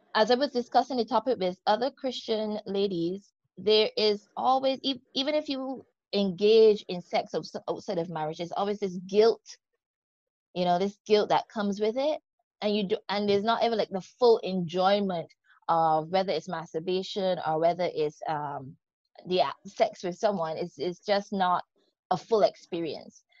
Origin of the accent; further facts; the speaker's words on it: Barbados; accent: Barbadian; The accent you're hearing is that of the beautiful country of Barbados. Yep, I'm from the West Indies.